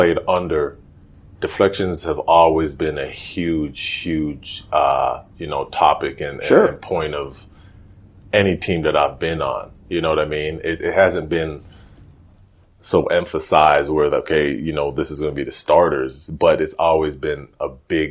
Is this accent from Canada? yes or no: yes; Toronto, Ontario, Canada; also born or lived in Jane and Finch, North York / Illinois; So I was born downtown Toronto, St. Joseph's Hospital. And then now we moved from downtown